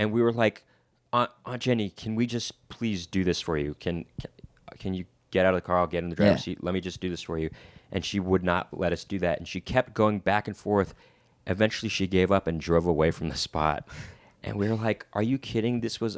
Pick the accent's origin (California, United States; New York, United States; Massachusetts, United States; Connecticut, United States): California, United States; Los Angeles; Is it kind of like, you know, we're from Los Angeles.